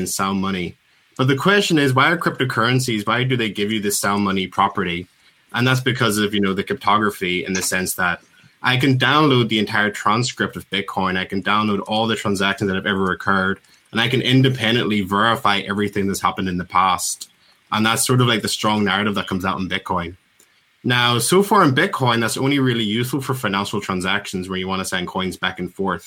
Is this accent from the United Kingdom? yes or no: yes; Belfast, Northern Ireland, United Kingdom; I'm from Belfast. Yeah, wonderful little Belfast